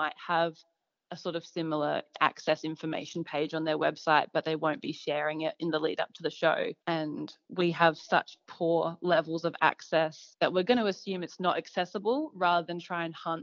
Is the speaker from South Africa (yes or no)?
no; Hallett Cove, South Australia, Australia; I grew up in Hallett Cove alongside the beach